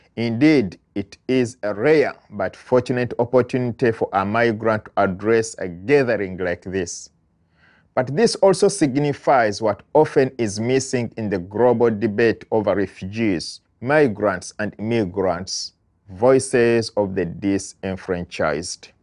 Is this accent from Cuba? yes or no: no; Uganda; moved away as an adult; now in United States; I am an immigrant from Uganda living in the United States while waiting for my asylum application to go through